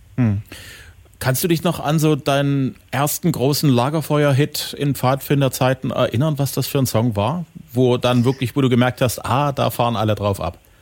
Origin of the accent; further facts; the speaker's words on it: Saxony, Germany; bei uns in Sachsen